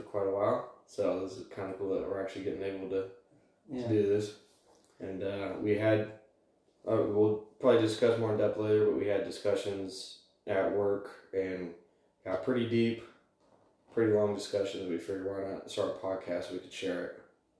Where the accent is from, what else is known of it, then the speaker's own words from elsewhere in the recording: Alaska, United States; moved away as an adult; now in Montana, United States; I'm originally from Alaska, so I moved down to Montana back in February of this year